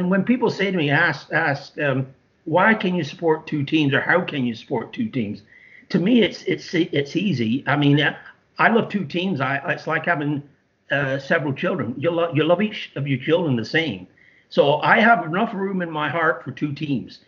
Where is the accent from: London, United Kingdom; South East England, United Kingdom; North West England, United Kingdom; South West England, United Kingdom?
North West England, United Kingdom; Accrington; now in Canada; I support my hometown team. That's born and raised in Accrington